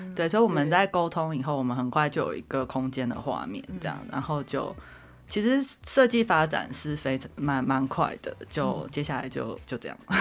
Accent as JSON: {"language": "Chinese", "town": "Zhudong", "region": "Hsinchu County", "country": "Taiwan", "tie": "born or raised there", "also_born_or_lived": "Taichung, Taiwan / Taipei, Taiwan / New York, United States / Boston, United States", "moved": "as an adult", "said": "我本来其实是乡下小孩，我在竹东长大这样子"}